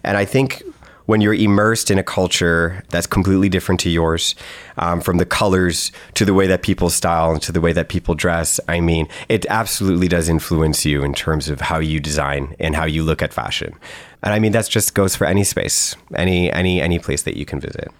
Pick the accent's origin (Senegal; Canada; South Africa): Canada; being Canadian